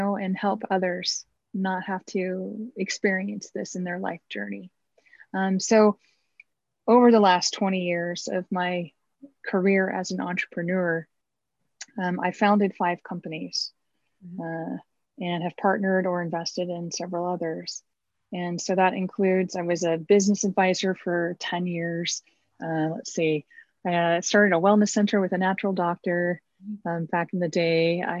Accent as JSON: {"language": "English", "town": "Los Angeles", "region": "California", "country": "United States", "tie": "born or raised there", "also_born_or_lived": "Oklahoma City / Arkansas / Pennsylvania / New York", "said": "I was born in California, the Los Angeles area. Mm-hmm. And we moved to Oklahoma City. When I was about three, and back to California."}